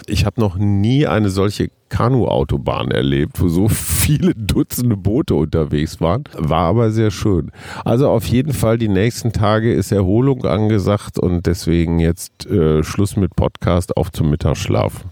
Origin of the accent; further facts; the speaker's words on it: Germany; für mich als Deutscher